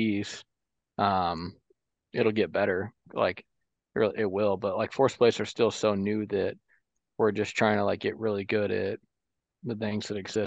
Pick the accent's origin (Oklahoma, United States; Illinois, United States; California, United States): Illinois, United States; Central; I'm from Central Illinois